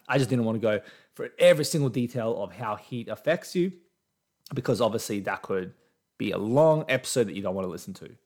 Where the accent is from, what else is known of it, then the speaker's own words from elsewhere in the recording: Australia; I'm Australian. I'm in Australia right now